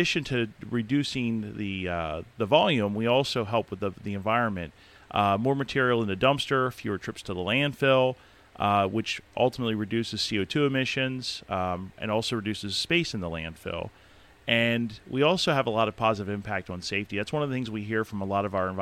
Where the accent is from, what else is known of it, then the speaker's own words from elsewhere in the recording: Palmyra, Pennsylvania, United States; moved away as an adult; now in Elizabethtown, United States; I grew up in Palmyra, so I'm a local boy of sorts